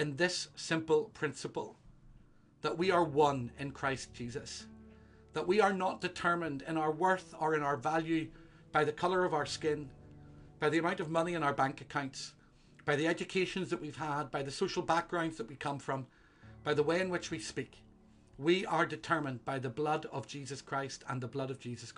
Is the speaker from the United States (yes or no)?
no; Northern Ireland, United Kingdom; moved away as an adult; also born or lived in Scotland; I was from Northern Ireland